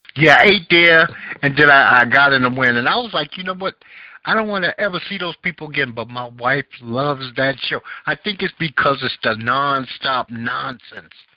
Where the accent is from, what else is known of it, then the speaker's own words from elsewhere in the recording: New York City, New York, United States; I grew up in Bed Stuy.